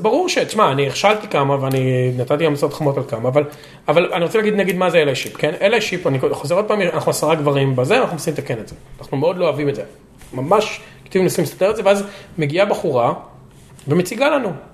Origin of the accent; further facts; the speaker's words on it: Lod, Central District, Israel; moved away as an adult; now in United States; אני נולדתי בלוד